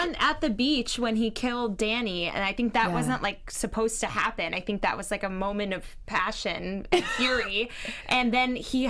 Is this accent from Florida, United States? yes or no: yes; Florida, United States; I'm from Florida.